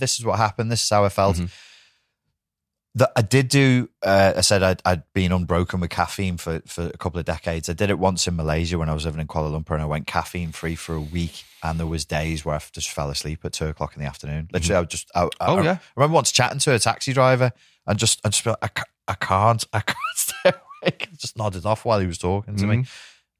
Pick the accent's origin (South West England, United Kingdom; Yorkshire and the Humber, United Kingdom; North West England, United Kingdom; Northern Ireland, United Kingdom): North West England, United Kingdom; Wirral; because we're from the Wirral, we say gull instead